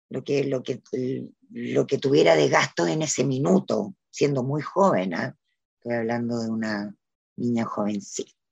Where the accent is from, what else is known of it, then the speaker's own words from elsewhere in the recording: Valdivia, Los Ríos, Chile; now in Valparaíso, Chile; En un momento yo me vine de Valdivia a Valparaíso y ahí ya empecé de alguna manera a vivir eh, del teatro.